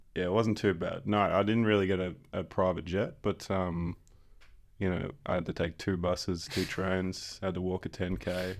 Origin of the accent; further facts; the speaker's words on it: Exmouth, Western Australia, Australia; also born or lived in Subiaco, Perth / Perth; I was born in Subiaco, but went straight to Exmouth